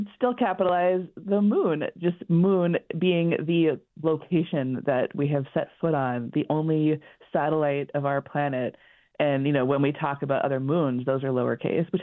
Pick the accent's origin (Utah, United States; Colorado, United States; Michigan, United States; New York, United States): Colorado, United States; I grew up in Colorado and I have maybe that kind of accent.